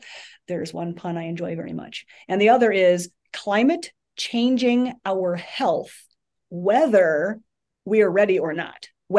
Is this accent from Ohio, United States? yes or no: yes; Roaming Shores, Ohio, United States; I grew up out in Northeastern Ohio, and it was a tiny little community called Roaming Shores